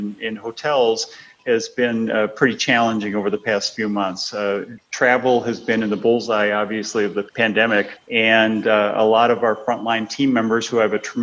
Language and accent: English; Minnesota, United States; moved away as an adult; now in St. Louis, United States; I'm from Minnesota originally and have raised my family down here in St. Louis, been here probably 35 years or so